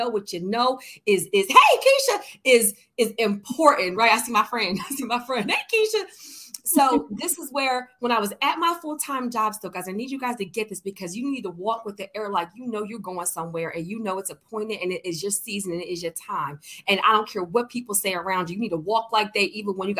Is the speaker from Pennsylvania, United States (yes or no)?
yes; Philadelphia, Pennsylvania, United States; I'm from Philly